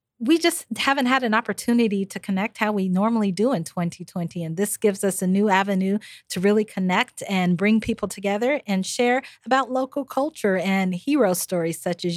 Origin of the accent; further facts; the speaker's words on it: Nigeria; We're Nigerian